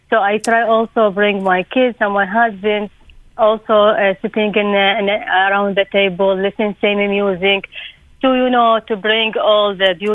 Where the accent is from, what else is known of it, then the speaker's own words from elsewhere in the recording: Iraq; from Iraq.